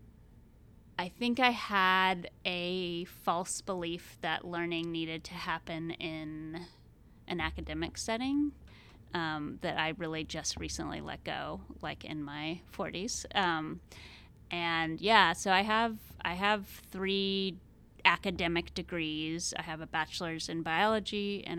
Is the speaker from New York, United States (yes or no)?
no; Georgia, United States; moved away as an adult; also born or lived in Maine; now in Corvallis, United States; I grew up in Georgia